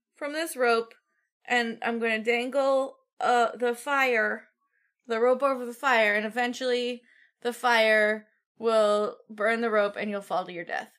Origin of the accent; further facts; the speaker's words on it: Midwest, United States; I'm from the Midwest